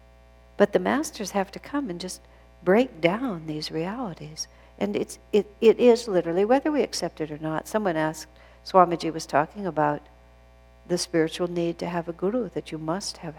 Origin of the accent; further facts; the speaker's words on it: United States